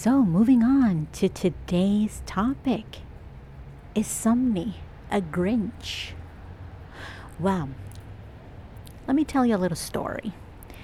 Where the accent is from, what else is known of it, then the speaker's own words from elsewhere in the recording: El Salvador; now in Toronto, Canada; I'm Latin American, I'm Salvadorian.